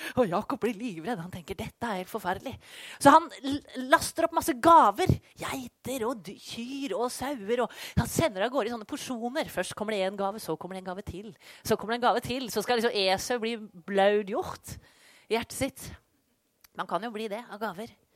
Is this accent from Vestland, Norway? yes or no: no; Skien, Telemark, Norway; moved away as an adult; also born or lived in Colombia; bodde i Skien, der jeg kommer fra